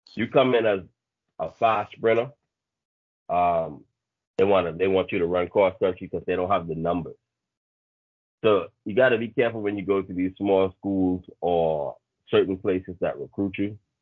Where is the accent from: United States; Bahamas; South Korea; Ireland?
Bahamas; originally uh, born and raised in the Bahamas.